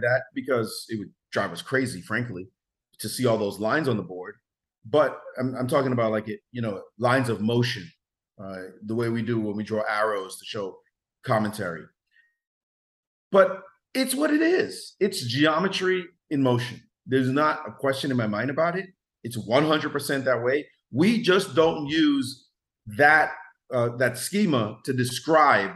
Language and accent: English; New York City, New York, United States; also born or lived in Jamaica; We grew up in Brownsville together